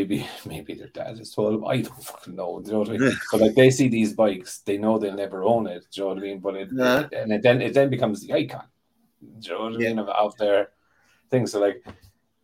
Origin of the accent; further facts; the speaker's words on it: Ireland; I'm Irish